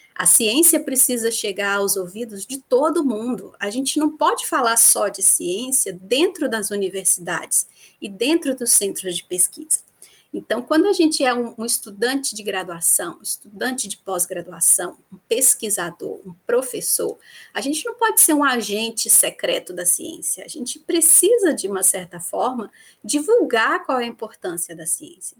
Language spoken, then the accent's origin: Portuguese; Vitória da Conquista, Bahia, Brazil; moved away as an adult; also born or lived in Viçosa, Minas Gerais / Campinas, São Paulo; eu sou natural de Vitória da Conquista, no sudoeste da Bahia